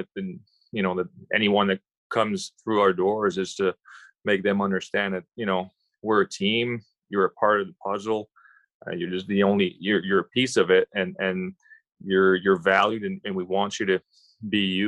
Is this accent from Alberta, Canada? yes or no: no; Quebec, Canada; I grew up in Quebec